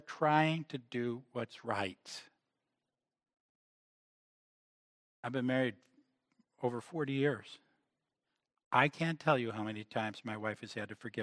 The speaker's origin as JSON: {"language": "English", "country": "United States", "said": "as Americans"}